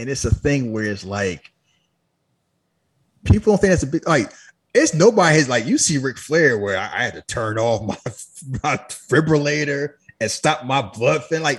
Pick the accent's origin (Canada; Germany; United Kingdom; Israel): Canada; I don't know what you're talking about. I'm Canadian.